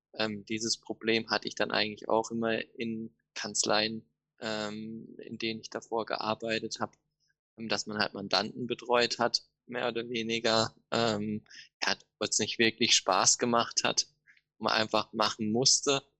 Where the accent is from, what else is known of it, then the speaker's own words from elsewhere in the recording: Offenburg, Baden-Württemberg, Germany; Ich komme aus Offenburg. Ähm, das liegt zwischen Freiburg und Karlsruhe, Süden Deutschland.